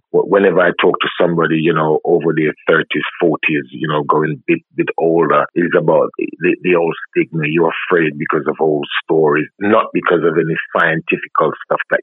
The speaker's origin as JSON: {"language": "English", "region": "Clarendon", "country": "Jamaica", "tie": "born or raised there", "said": "I'm from Clarendon and I'm brought up by my grandma"}